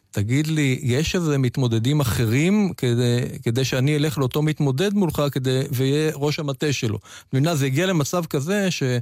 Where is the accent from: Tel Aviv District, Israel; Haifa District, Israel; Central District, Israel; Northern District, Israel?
Tel Aviv District, Israel; Tel Aviv; נכון, נולדתי בתל אביב, ושנות ילדותי עברו ברמת אביב, לא רמת אביב ג' של היום, רמת אביב השכונה הירוקה של הזוגות הצעירים, שניים וחצי חדרים, עם אבא ואימא, וסבתא גם שחיה יחד איתנו.